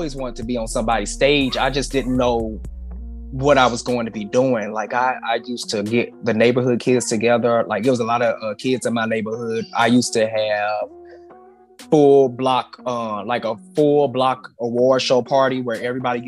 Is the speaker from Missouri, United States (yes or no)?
yes; St. Louis, Missouri, United States; moved away; I grew up in the Bible Belt in St. Louis, Missouri